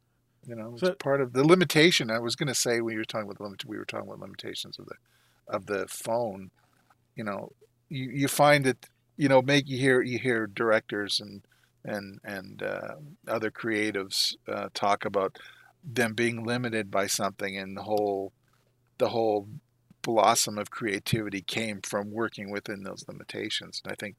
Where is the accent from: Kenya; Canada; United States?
Canada; which is, you know, a novelty for me being a Canadian.